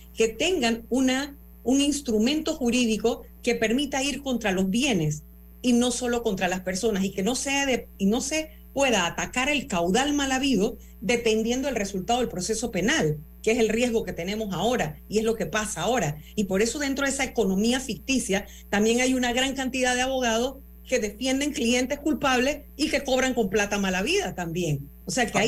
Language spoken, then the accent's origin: Spanish; Panama